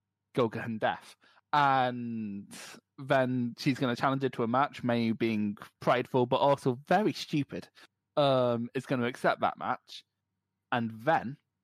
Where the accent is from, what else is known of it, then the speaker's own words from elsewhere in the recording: Philippines; I'm technically from the Philippines.